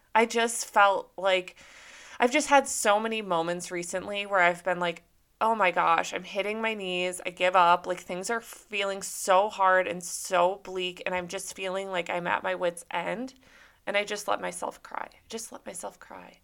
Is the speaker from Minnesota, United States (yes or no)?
yes; Minnesota, United States; now in Southern California, United States; I grew up in Minnesota